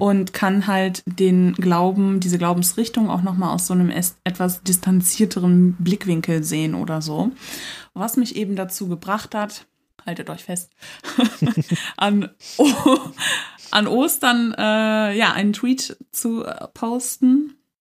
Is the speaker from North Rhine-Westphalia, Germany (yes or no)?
yes; Cologne, North Rhine-Westphalia, Germany; Ich komme aus Köln